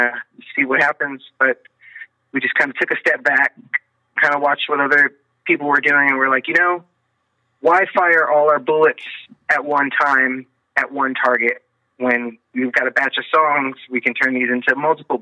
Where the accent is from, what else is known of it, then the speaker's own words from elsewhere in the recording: Corpus Christi, Texas, United States; I'm from South Texas, Corpus Christi, over by the dirty water and the Gulf